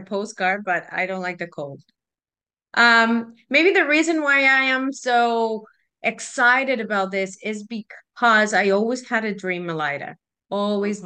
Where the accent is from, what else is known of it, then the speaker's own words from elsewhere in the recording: Guadalajara, Jalisco, Mexico; moved away as an adult; also born or lived in Fort McMurray, Canada; now in Canada; I am Mexican, believe it or not. I was born in Guadalajara